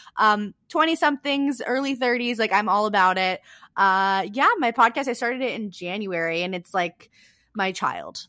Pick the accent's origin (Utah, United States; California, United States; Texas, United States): California, United States; also born or lived in San Diego; I grew up in a really small town in California